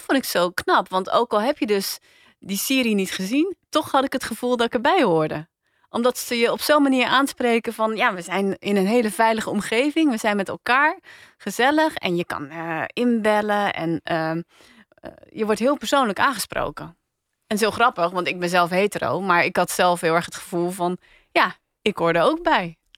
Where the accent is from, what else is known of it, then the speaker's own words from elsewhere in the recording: Rotterdam, South Holland, Netherlands; ik ben opgegroeid in Rotterdam